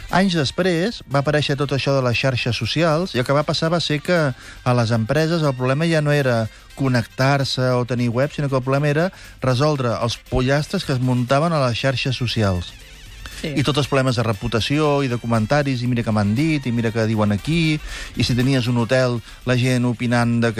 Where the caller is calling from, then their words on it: Granollers, Catalonia, Spain; de Granollers.